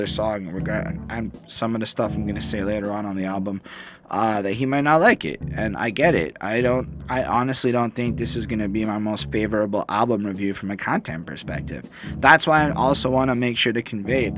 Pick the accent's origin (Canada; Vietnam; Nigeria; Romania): Canada; I'm a Canadian person. I am Canadian